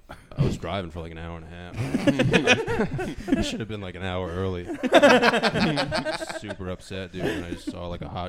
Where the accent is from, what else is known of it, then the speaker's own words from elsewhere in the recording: Rhode Island, United States; also born or lived in Boston / Dorchester; now in Queens, New York, United States; I'm from Rhode Island. I lived in Boston